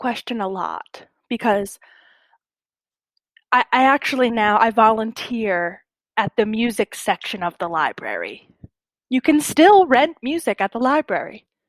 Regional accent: Barboursville, West Virginia, United States; I'm from Barboursville, West Virginia, a very small town. As you can see, I don't necessarily have a West Virginia accent.

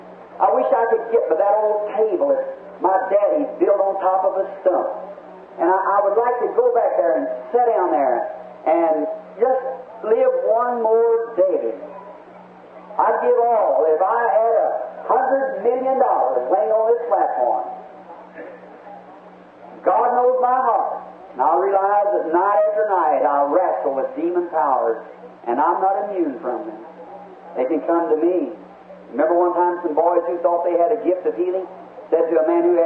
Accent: United States; I'm American. I love my nation. I'm willing to go to war anytime it goes to war.

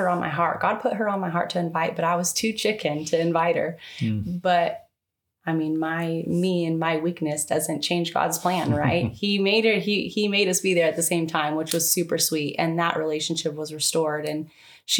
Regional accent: Tehachapi, California, United States; born or raised there; now in Bakersfield, United States

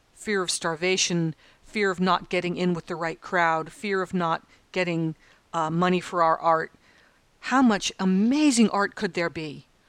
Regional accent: United States; now in Australia; as an American

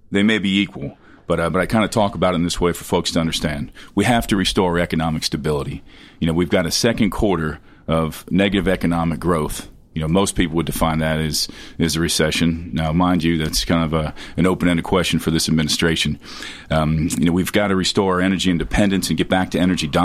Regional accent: southern Ohio, United States; moved away as an adult; also born or lived in Fort Campbell, Kentucky; now in Tennessee, United States; I spent the first part of my life in Ohio. I grew up in southern Ohio

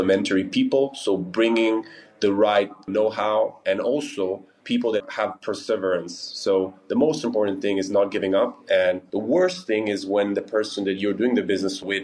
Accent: Milan, Lombardy, Italy; my company is based in Lugano and Milan, and I'm from Milan

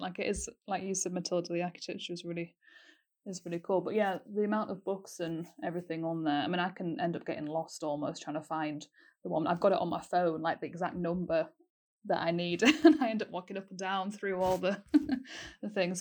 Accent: Yorkshire and the Humber, United Kingdom; moved away as an adult; now in Aberdeen, United Kingdom; I'm from North Yorkshire and I've also been here for four years.

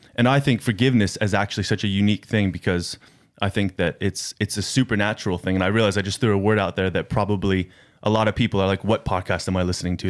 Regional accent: United States; moved away; I'm from America. I, uh, do not, uh, live in America

